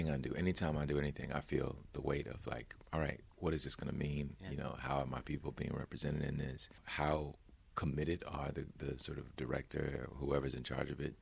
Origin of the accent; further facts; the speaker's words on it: Bessemer, Alabama, United States; where I grew up in Alabama, it's a town called Bessemer